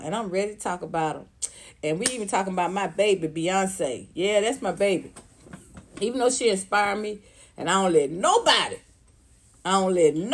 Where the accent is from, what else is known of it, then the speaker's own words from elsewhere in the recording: Atlanta, Georgia, United States; Southwest Atlanta, where I grew up